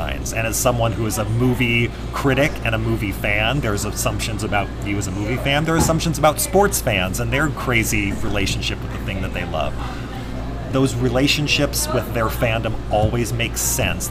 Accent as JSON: {"language": "English", "town": "Bakersfield", "region": "California", "country": "United States", "tie": "born or raised there", "also_born_or_lived": "San Diego, California / Garden Grove, California", "moved": "as an adult", "lives_now": "Salt Lake City, United States", "said": "I'm a native Californian and grew up mostly in the Central Valley in Bakersfield"}